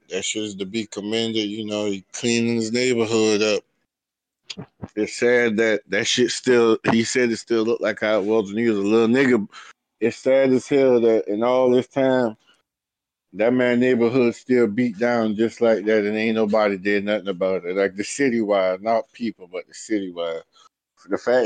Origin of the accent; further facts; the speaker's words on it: Walterboro, South Carolina, United States; I'm from a small town in South Carolina called Walterboro